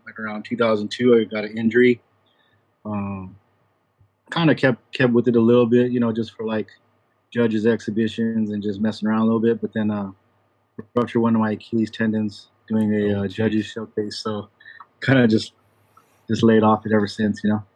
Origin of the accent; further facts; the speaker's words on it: San Diego, California, United States; I'm from San Diego, California